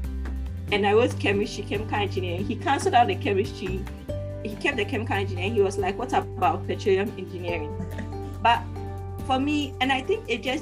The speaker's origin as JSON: {"language": "English", "town": "Accra", "region": "Greater Accra", "country": "Ghana", "tie": "born or raised there"}